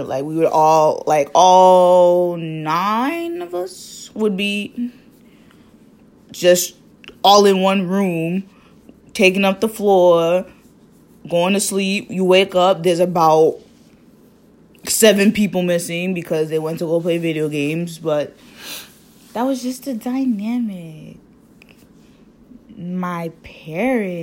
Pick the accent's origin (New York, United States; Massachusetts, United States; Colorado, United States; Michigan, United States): Massachusetts, United States; Boston; I was not born there. I was born in Boston. My sister was also born here. And my parents grew up there.